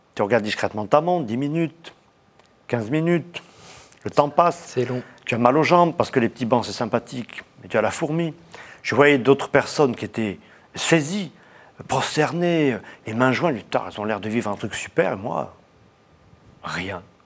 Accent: Aix-en-Provence, Provence-Alpes-Côte d'Azur, France; On a eu la chance d'avoir tout près de chez nous, à Aix-en-Provence, un petit monastère qui s'appelle Notre-Dame de la Cède, qui existe toujours, où j'ai été baptisé

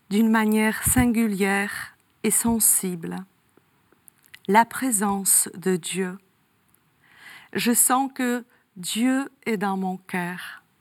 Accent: north-west, Poland; born there; Je suis née dans le nord-ouest hein, de la Pologne et je perds ma mère à 4 ans.

